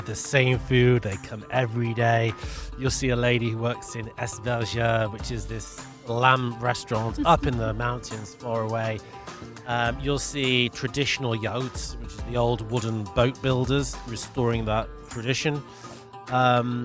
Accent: United Kingdom; now in Mallorca, Spain; I'm Brit

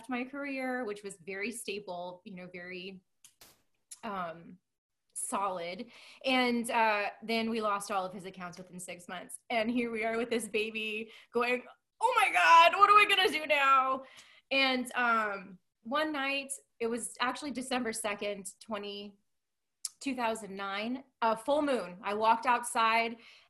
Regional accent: San Diego, California, United States; moved away as an adult; now in New Braunfels, United States; We're from Southern California in San Diego

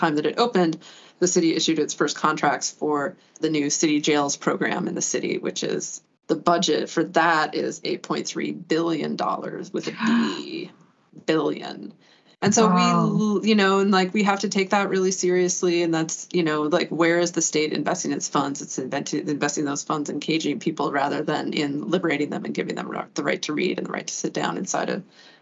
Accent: Boise, Idaho, United States; now in New York, United States; I grew up in Boise, Idaho

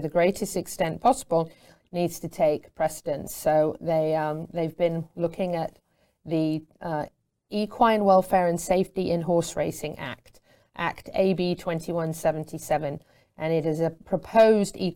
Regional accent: United Kingdom; moved away; I'm Brit

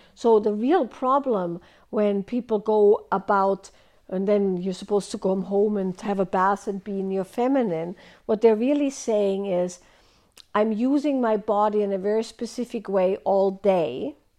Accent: Austria; moved away; I grew up in Austria

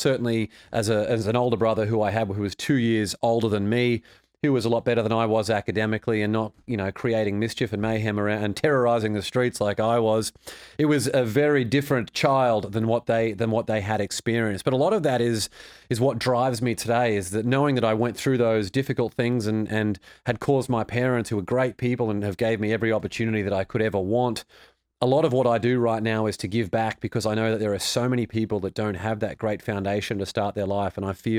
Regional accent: Australia; It was good. Australia's a beautiful place.

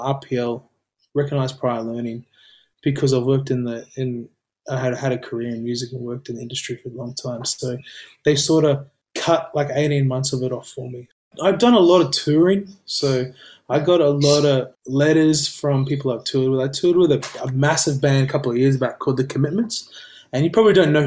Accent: Gold Coast, Queensland, Australia; I've known Amy since we grew up together on the Goldie

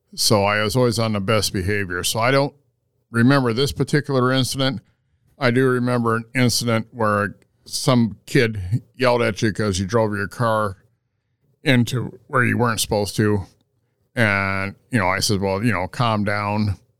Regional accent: Sioux City, Iowa, United States; Where I was born and raised in Sioux City

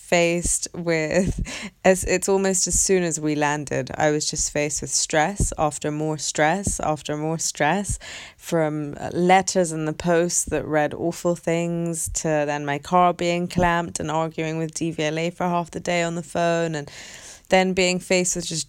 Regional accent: London, United Kingdom; And London is my hometown. It's where I was born. It's where I grew up my whole life.

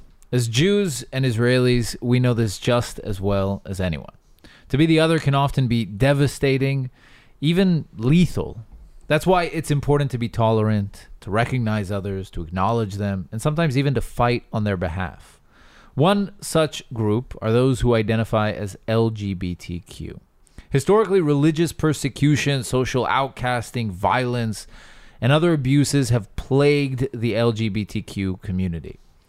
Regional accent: Birmingham, Alabama, United States; also born or lived in New Jersey; I'm from Birmingham, Alabama.

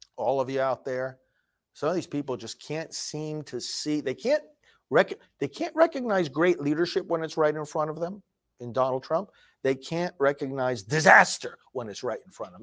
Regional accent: New York, United States; now in Florida, United States; New York, my home state

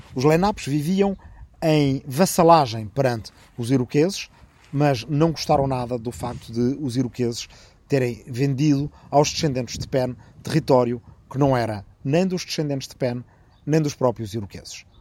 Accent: Arrifano, Ribatejo, Portugal; minha aldeia de Arrifano, no Ribatejo

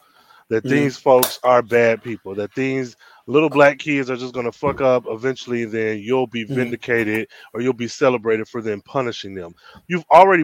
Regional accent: United States

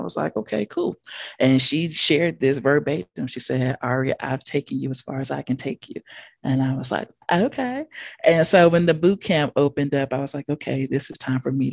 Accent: Denver, Colorado, United States; I am from Denver, Colorado.

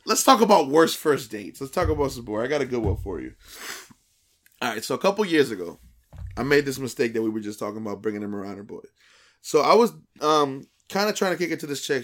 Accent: New Brunswick, New Jersey, United States; we're from the New Brunswick area, exit nine.

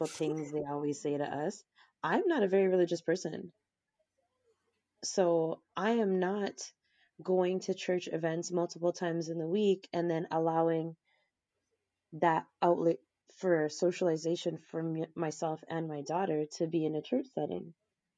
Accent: Canada; I am Canadian

